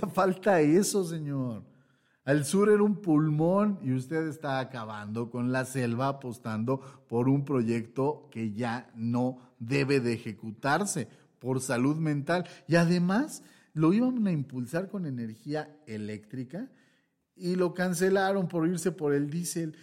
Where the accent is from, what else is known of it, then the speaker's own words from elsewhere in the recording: Mexico; eso es lo que somos. Mexicanos.